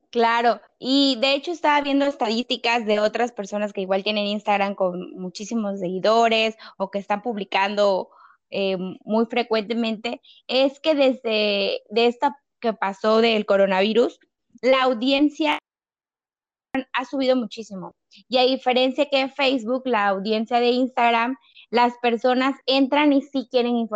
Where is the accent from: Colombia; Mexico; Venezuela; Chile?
Mexico; yo tengo 28 años, soy mexicana, vivo cerca de la Ciudad